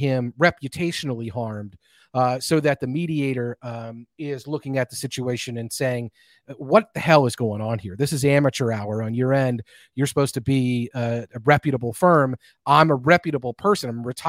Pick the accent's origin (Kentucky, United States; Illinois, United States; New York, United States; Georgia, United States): Kentucky, United States; I am from Kentucky. I'm allowed